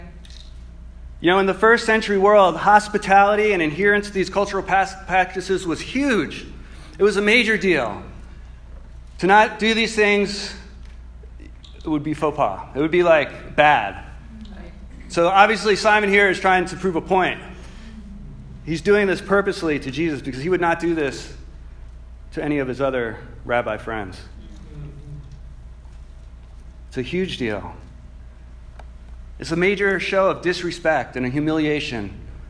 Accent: New Jersey, United States; moved away; In my home state

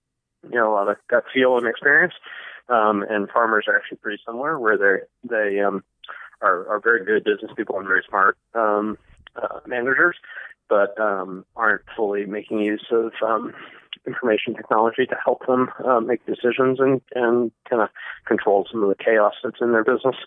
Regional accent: East Coast, United States; moved away as an adult; now in San Francisco, United States; I grew up on the East Coast, so not in farming country

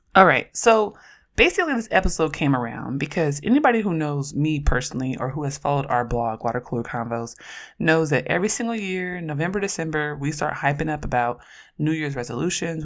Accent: Oakland, California, United States; I'm from Oakland, and I'm a queer black feminist scholar

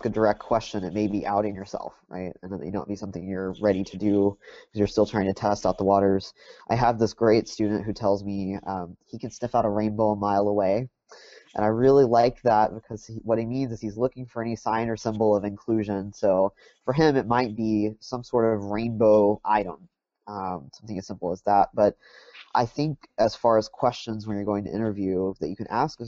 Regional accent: Texas, United States; I grew up in Texas, and I did my undergrad work at Texas A&M

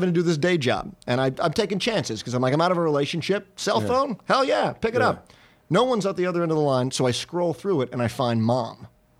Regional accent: North Carolina, United States; moved away; Yeah, I'm from North Carolina, middle of nowhere, North Carolina.

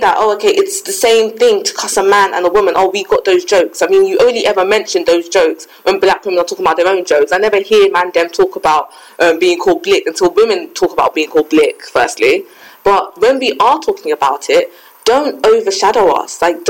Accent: Ghana; I mean, I'm Ghanaian. My parents, they're lighter than me.

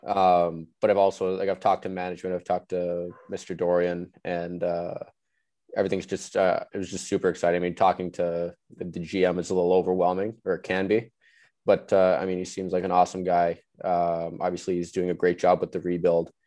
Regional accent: Vancouver, British Columbia, Canada; moved away; growing up in Vancouver

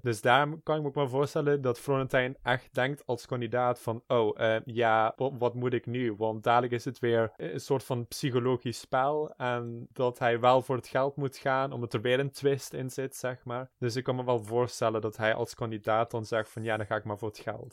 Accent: South Limburg, Netherlands; En ik kom uit Zuid-Limburg, waar ik ook opgegroeid ben

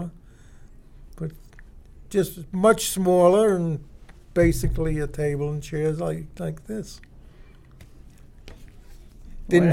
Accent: New York City, New York, United States; accent: New Yorker; now in Colorado, United States; I'm a New Yorker. When I speak, you know I'm a New Yorker.

